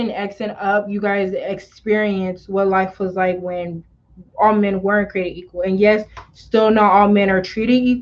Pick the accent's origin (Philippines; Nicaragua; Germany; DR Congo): DR Congo; I'm Congolese and I'm a proud Congolese.